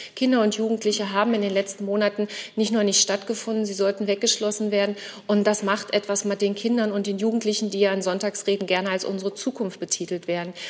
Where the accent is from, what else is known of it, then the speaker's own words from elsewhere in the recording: Saxony-Anhalt, Germany; Ich komme aus Sachsen-Anhalt, aus meiner Sicht einem wunderschönen Bundesland